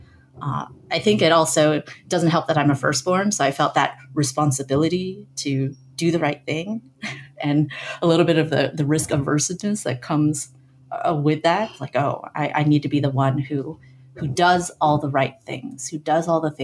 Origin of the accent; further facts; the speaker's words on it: San Francisco Bay Area, California, United States; I grew up in the San Francisco Bay Area in a suburb largely populated by immigrant families